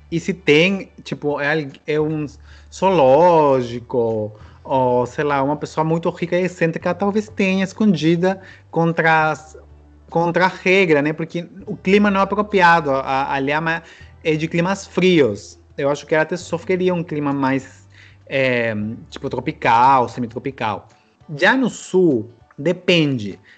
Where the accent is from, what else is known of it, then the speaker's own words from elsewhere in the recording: Peru; Muita gente acha que sou chileno, argentino. Porque assim, eu tenho olho puxado, né? Um pouco, pela mistura indígena.